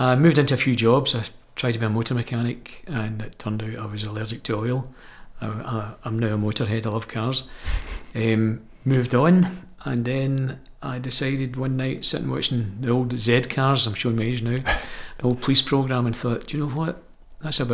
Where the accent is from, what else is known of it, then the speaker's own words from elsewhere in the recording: Glasgow, Scotland, United Kingdom; I was born and bred in the Gorbals in Glasgow